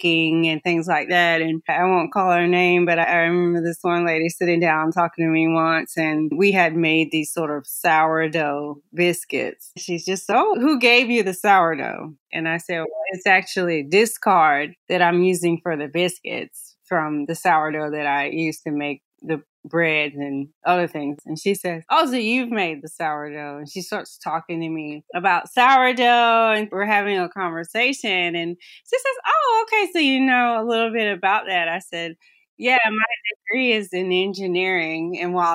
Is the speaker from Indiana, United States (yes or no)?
no; North Carolina, United States; I'm from North Carolina